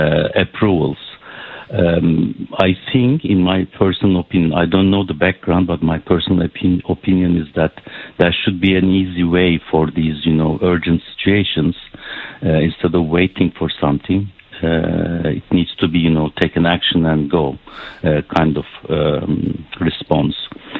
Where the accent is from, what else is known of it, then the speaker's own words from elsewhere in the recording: Turkey; now in Canada; This is what we are hoping as a Canadian coming from Turkish route.